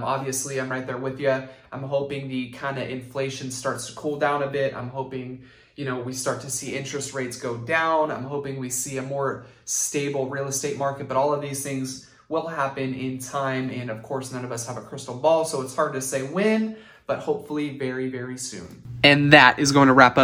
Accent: Santa Rosa, California, United States; Being born and raised in Santa Rosa

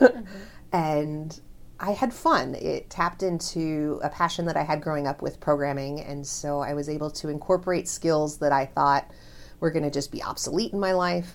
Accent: Omaha, Nebraska, United States; also born or lived in Wayne, Nebraska / South Dakota; now in Lincoln, United States; I was born and raised here in Nebraska, in Omaha

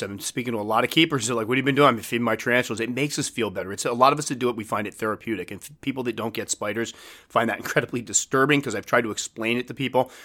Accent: New England, United States; I'm from New England

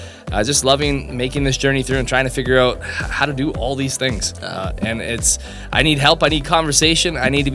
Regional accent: St. Thomas, Ontario, Canada; I'm local to the area as well. Born and raised St. Thomas. Married, couple kids.

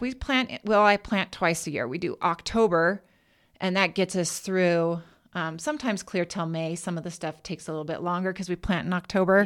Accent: Kennewick, Washington, United States; I was born in Kennewick, Washington.

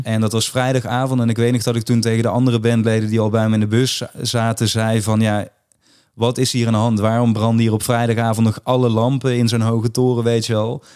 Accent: Limburg, Netherlands; in Limburg, waar ik vandaan kom

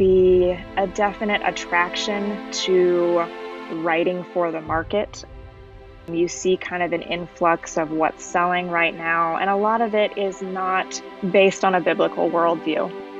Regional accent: Indiana, United States; moved away as an adult; I'm from Indiana.

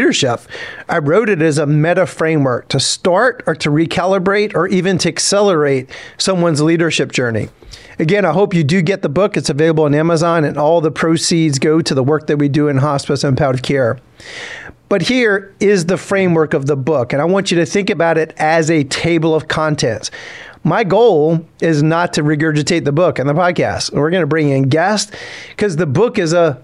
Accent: South Louisiana, United States; I grew up in South Louisiana

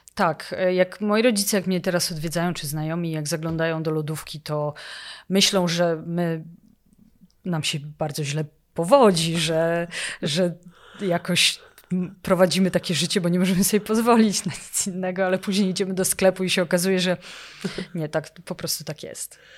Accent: Poland; moved away as an adult; now in Oslo, Norway; jestem Polką

